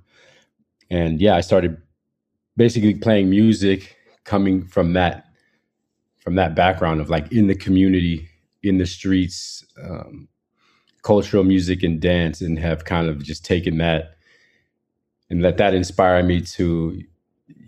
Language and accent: English; San Francisco, California, United States; I am from San Francisco.